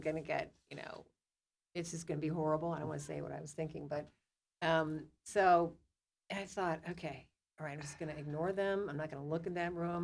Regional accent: St. Louis, Missouri, United States; moved away; there was about four people or three people that I grew up with in St. Louis

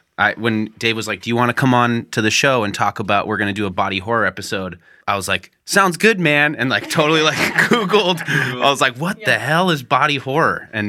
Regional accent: New England, United States; I grew up in New England

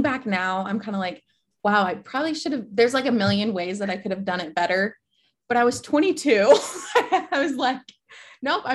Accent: central Nebraska, United States; moved away as an adult; also born or lived in Lincoln, Nebraska / Cape Town, South Africa; I moved back home from Lincoln back to central Nebraska and with my parents

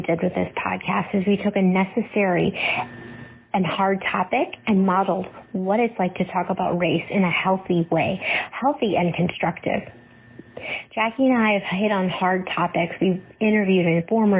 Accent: Cleveland, Ohio, United States; now in Norfolk, United States; I grew up in Cleveland, a suburb of Cleveland, Ohio

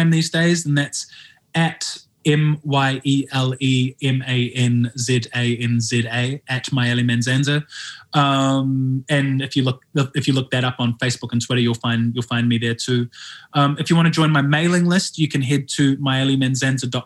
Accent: New Zealand; moved away as an adult; now in London, United Kingdom; I live in London and I'm from New Zealand

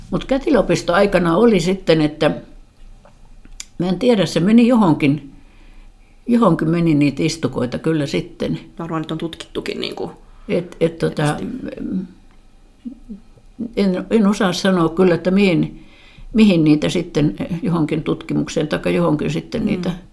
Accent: Tampere, Pirkanmaa, Finland; born there; Mä oon syntynyt sairaalassa

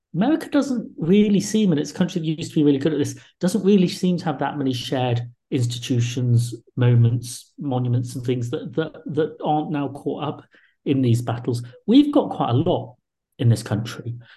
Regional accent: England, United Kingdom; also born or lived in Liverpool / Essex; I was born in the 70s to parents who came from India and Ireland to this country, you know, a few years earlier. So I grew up with identity issues

